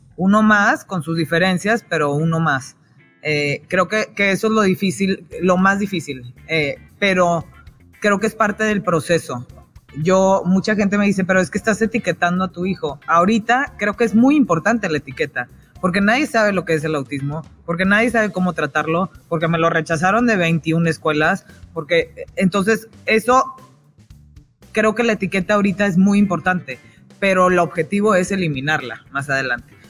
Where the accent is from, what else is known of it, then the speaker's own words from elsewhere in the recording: Monterrey, Nuevo León, Mexico; moved away as an adult; viví toda mi vida en Monterrey hasta que me casé hace 13 años